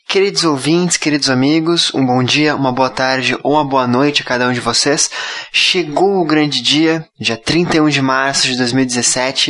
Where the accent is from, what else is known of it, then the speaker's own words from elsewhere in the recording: Curitiba, Paraná, Brazil; Curitiba, que é a cidade onde eu nasci